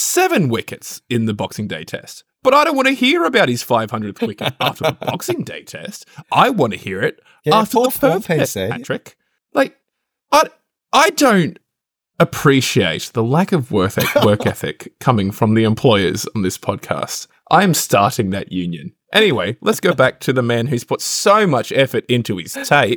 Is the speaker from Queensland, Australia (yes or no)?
no; New South Wales, Australia; I'm from the Hunter. We do mine a lot.